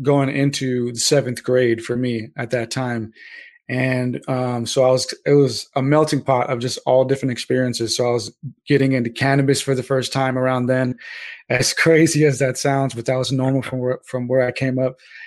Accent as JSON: {"language": "English", "area": "SoCal", "region": "California", "country": "United States", "tie": "born or raised there", "said": "there are some people out there from my hometown and stuff in SoCal that still rep it"}